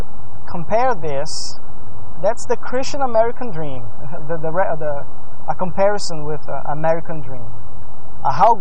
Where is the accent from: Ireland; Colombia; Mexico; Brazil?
Brazil; moved away; I grew up in Brazil